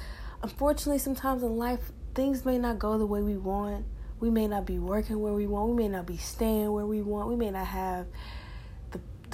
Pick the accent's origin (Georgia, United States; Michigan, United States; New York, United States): Georgia, United States; Decatur; from where I'm from Decatur, Georgia.